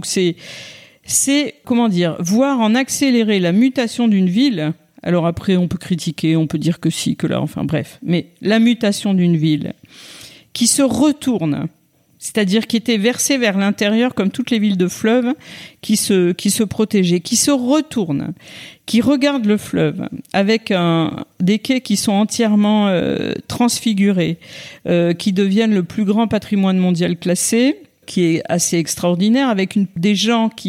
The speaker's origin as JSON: {"language": "French", "town": "Clermont-Ferrand", "region": "Auvergne-Rhône-Alpes", "country": "France", "tie": "born there", "also_born_or_lived": "Bordeaux", "said": "je suis née à Clermont-Ferrand. j'ai vécu très longtemps, très très longtemps à Bordeaux, mais je n'y suis pas née."}